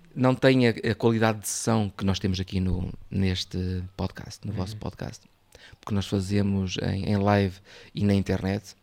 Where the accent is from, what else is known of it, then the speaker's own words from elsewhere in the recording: Arcos de Valdevez, Norte, Portugal; Da minha terra, eu sou, eu sou o Arcos Alves, ou seja, o, ali nas margens do, do Lima